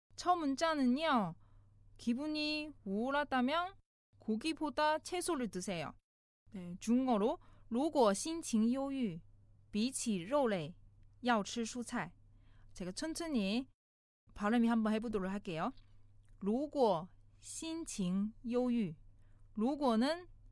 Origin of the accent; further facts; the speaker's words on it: China; now in South Korea; 중국에서 온